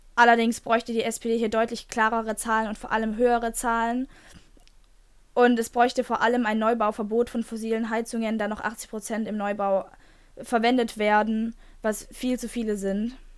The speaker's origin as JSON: {"language": "German", "country": "Germany", "said": "bei uns in Deutschland"}